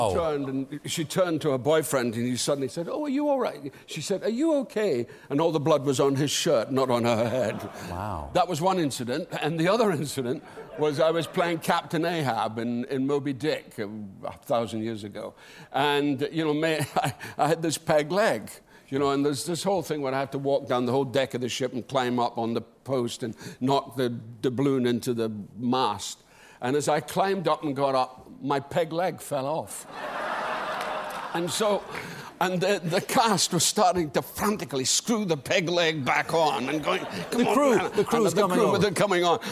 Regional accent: Dundee, Scotland, United Kingdom; This is in Dundee, my hometown

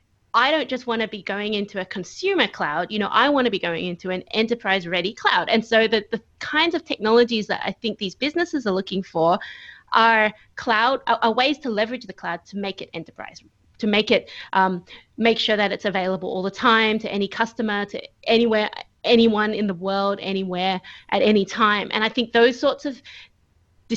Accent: Australia; moved away as an adult; now in Michigan, United States; I am an Australian who is currently living in Michigan, USA, which means that I haven't been home for over a year

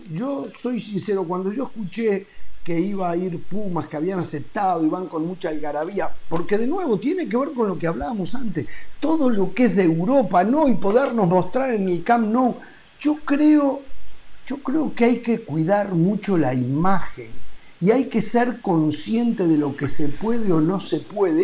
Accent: Uruguay; moved away; como uruguayo

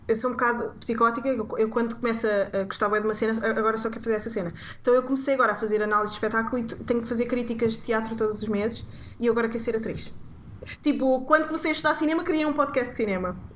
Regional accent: Portugal; enquanto portugueses estão tipo estamos habituados ao bom para português

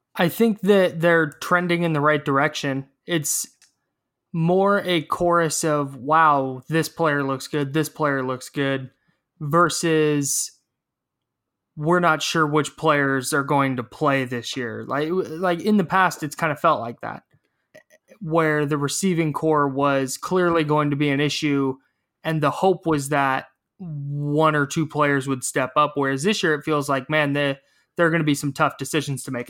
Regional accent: Brentwood, California, United States; my hometown of Brentwood down in the East Bay

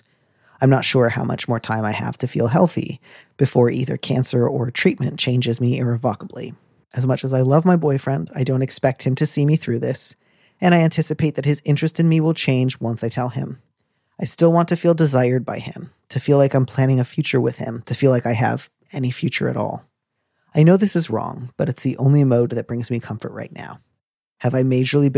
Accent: United States; I'm an American

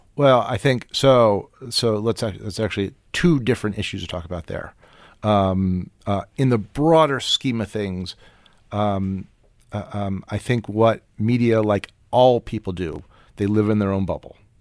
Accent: Washington, District of Columbia, United States; I'm from Washington

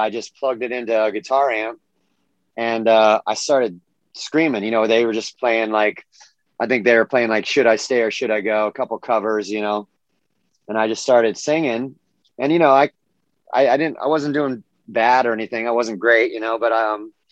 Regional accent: Southern California, United States; also born or lived in Mission Viejo, California; I grew up in Southern California

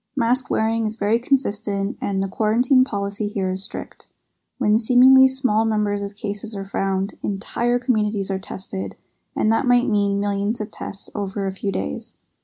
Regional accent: Canada; moved away as an adult; now in Beijing, China; I'm from Canada, currently living in Beijing, working at an international school

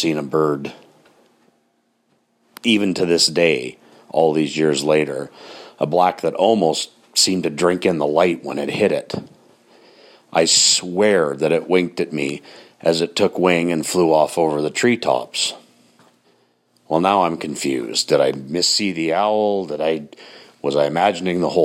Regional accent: Grande Prairie, Alberta, Canada; where I grew up in Grand Prairie, Alberta.

